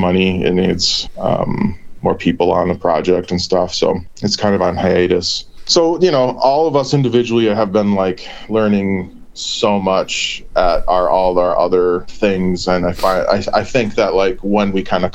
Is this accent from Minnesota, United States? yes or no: yes; Minneapolis, Minnesota, United States; We're all from Minneapolis, and that's where I reside, is Minneapolis, Minnesota